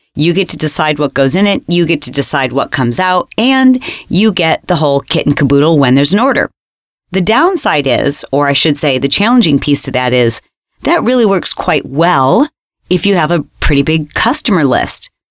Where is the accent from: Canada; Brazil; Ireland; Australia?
Australia; I'm from Australia.